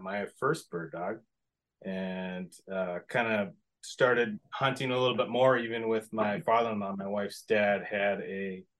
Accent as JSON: {"language": "English", "town": "Steinbach", "region": "Manitoba", "country": "Canada", "tie": "born or raised there", "also_born_or_lived": "Winnipeg / Minnesota", "lives_now": "United States", "said": "I was born in Winnipeg, grew up in Steinbeck, Manitoba, which is, I don't even know, half an hour southeast maybe of Winnipeg."}